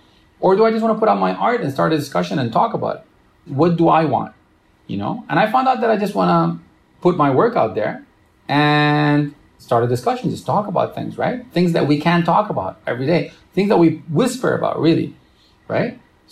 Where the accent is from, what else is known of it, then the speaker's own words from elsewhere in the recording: Romania; born there; I was born in Romania.